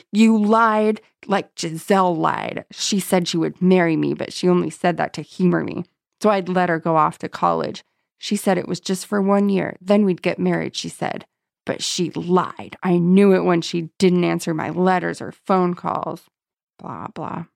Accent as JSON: {"language": "English", "town": "San Diego", "region": "California", "country": "United States", "said": "I'm from San Diego"}